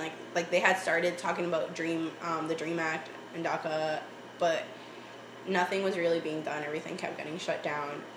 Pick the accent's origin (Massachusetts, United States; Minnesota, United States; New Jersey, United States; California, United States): Massachusetts, United States; Boston; first language Spanish; English is a second language; also born or lived in Tegucigalpa, Honduras; growing up in East Boston though, like I still felt like I kept a lot of my like my Spanish and my culture